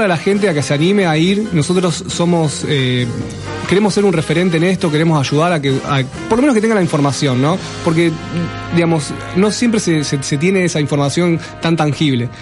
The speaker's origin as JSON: {"language": "Spanish", "town": "Rosario", "region": "Santa Fe", "country": "Argentina", "said": "yo que soy rosarino"}